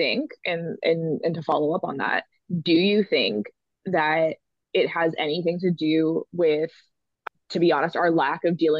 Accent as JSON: {"language": "English", "town": "Vancouver", "region": "British Columbia", "country": "Canada", "tie": "born or raised there", "moved": "yes", "lives_now": "Calgary, Canada", "said": "I grew up in Vancouver."}